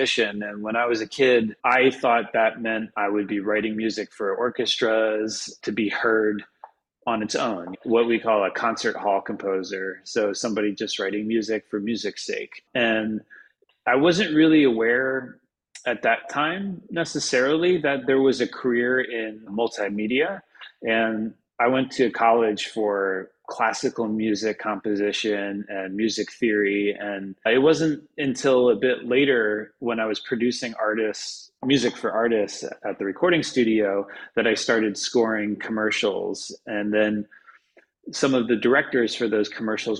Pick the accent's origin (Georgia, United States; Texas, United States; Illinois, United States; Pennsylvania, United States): Pennsylvania, United States; the Poconos; also born or lived in New York City; now in Los Angeles, United States; I grew up in Pennsylvania, actually, in the mountains, in the Poconos